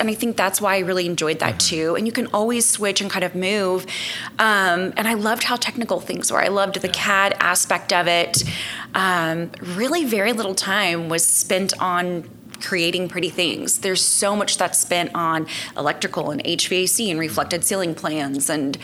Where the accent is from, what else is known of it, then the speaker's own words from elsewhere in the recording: Enid, Oklahoma, United States; also born or lived in Colorado; I was born in Colorado. Okay. And then my parents moved us to Enid for my dad to take a better job